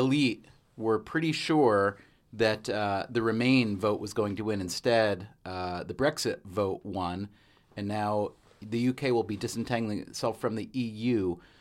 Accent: United States; as an American, for me, even as an American adult

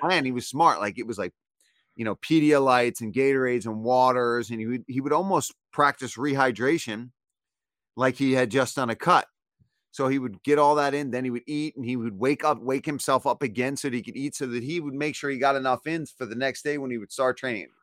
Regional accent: Philadelphia, Pennsylvania, United States; I'm from Philly

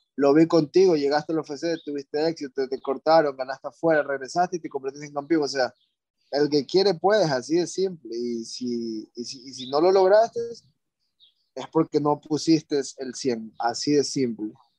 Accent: Ecuador; moved away as an adult; also born or lived in California; yo era de Ecuador, o sea, yo soy de Ecuador

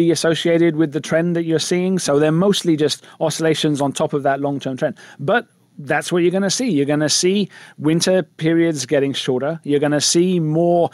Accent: England, United Kingdom; moved away; I'm English.

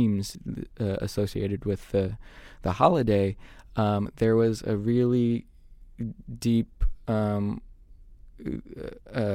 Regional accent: Yuba City, California, United States; I was born in California, in Yuba City. But my dad is from Southern California and my mother is from Jalisco.

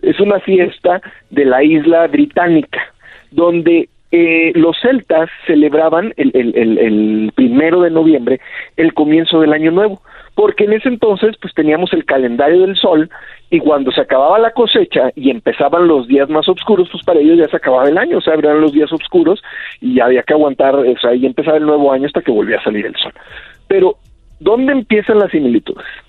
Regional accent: Rioverde, San Luis Potosí, Mexico; yo recuerdo cuando era chiquito ahí en Río Verde

